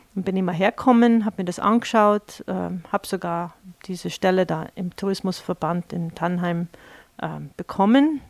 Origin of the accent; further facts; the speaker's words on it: New York, United States; German is a second language; moved away as an adult; also born or lived in Washington; now in Vils, Austria; ich bin gebürtige Amerikanerin mit äh, kroatischen, deutschen Wurzeln